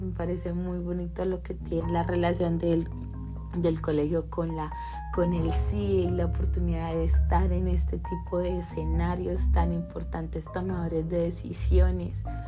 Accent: Colombia; en mi país Colombia generalmente tenemos 10 semestres

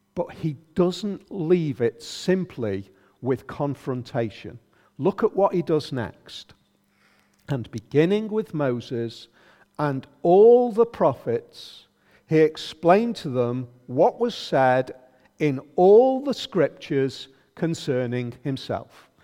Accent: United Kingdom; pretty much have it still in our culture, being very British

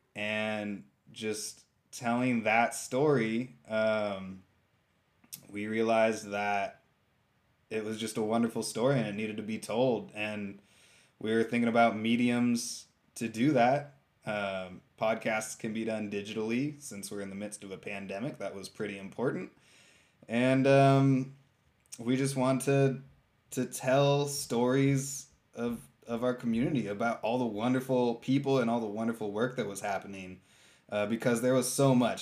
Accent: San Francisco, California, United States; born or raised there; moved away as an adult; also born or lived in Ashland, Oregon; now in Rogue Valley, United States

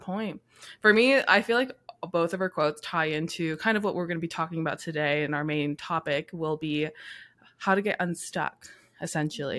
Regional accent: Yakima, Washington, United States; now in San Diego, United States; I'm also from Yakima, Washington, but I'm living here in San Diego

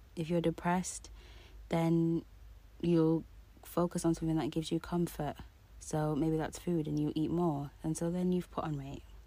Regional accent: Jamaica; me being Jamaican

